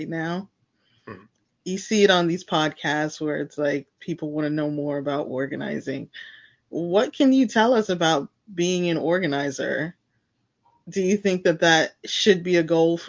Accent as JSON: {"language": "English", "region": "New York", "country": "United States", "said": "I'm a New Yorker."}